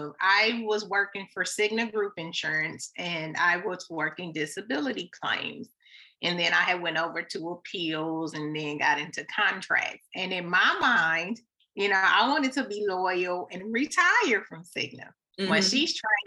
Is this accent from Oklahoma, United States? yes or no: yes; Tulsa, Oklahoma, United States; now in Texas, United States; I'm actually here in Texas. I'm originally from Tulsa, Oklahoma